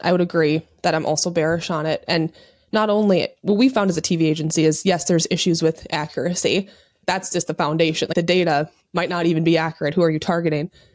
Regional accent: Minnesota, United States; I'm Minnesotan

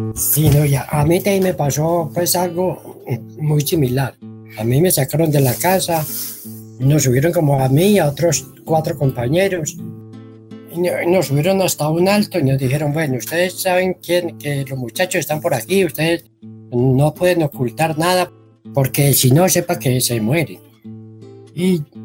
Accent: El Carmen de Viboral, Antioquia, Colombia; moved away as an adult; Nosotros somos del Carmen, fuimos desplazados de la vereda de la Florida

